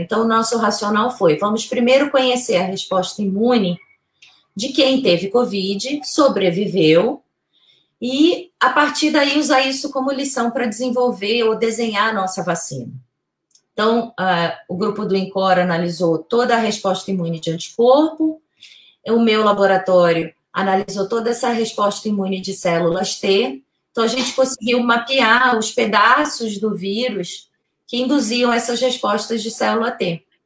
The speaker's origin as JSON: {"language": "Portuguese", "country": "Brazil", "said": "a gente é brasileiro"}